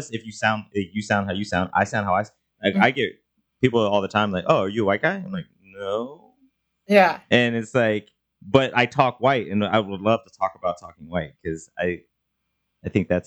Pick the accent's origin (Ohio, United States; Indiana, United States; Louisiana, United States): Indiana, United States; I'm from Indiana. I did not know until I moved to California.